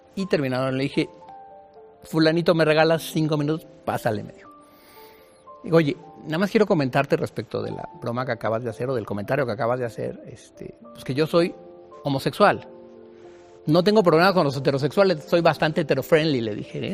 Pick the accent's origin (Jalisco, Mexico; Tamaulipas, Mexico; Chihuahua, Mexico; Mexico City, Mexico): Mexico City, Mexico; yo nací aquí en la Ciudad de México, tengo 55 años, de madre chapaneca y de padre tabasqueño, pero afincados aquí en la Ciudad de México